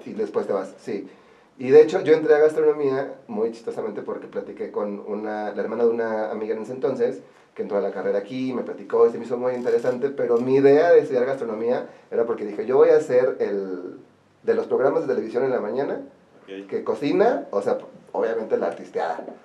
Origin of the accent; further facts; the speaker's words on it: Orizaba, Veracruz, Mexico; moved away as an adult; now in Puebla, Mexico; ya llevo más tiempo viviendo aquí que lo que viví en Orizaba. O sea, ya soy más poblano que orizabeño.